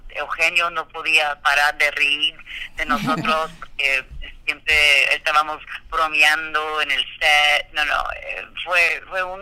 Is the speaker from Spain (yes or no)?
no; Corpus Christi, Texas, United States; Spanish is a second language; yo nací en Texas y yo nací en Corpus Christi.